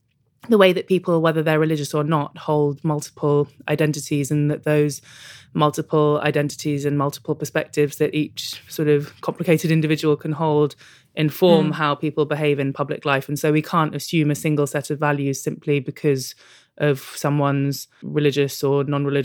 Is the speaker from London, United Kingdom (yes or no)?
yes; London, United Kingdom; I grew up in London. I live in Tottenham now, actually, and I grew up in Kilburn.